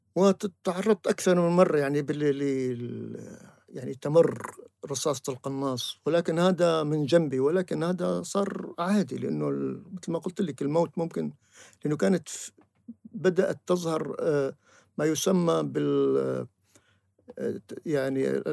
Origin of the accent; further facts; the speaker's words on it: Syria; moved away as an adult; also born or lived in Beirut, Lebanon; now in Tunisia; ولم أشعر أنني سوري في الحقيقة إلا بعد أن غادرنا بيروت وجئنا إلى تونس